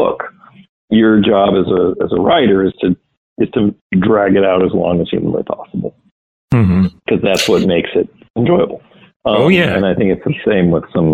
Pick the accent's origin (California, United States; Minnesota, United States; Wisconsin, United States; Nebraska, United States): Wisconsin, United States; I grew up on a lake in a small town in Wisconsin